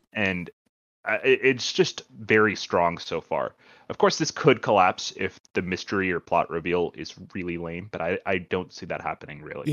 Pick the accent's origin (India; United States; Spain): India; moved away; I'm Indian, uh, so my family, uh, most of my family lives in India.